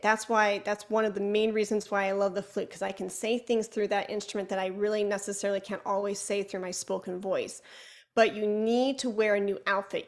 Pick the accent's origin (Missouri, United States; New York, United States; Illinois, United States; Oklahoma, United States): Illinois, United States; Chicago; accent: Chicago; my Chicago accent